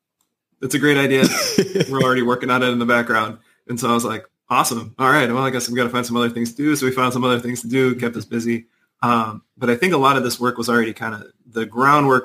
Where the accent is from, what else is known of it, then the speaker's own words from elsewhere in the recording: Chicago, Illinois, United States; moved away as an adult; I'm from Chicago